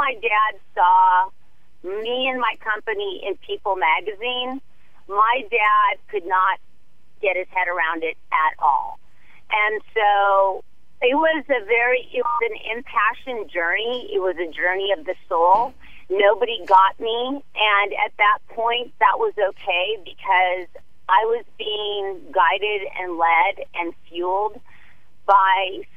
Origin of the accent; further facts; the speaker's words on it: Manhattan Beach, California, United States; I grew up in Manhattan Beach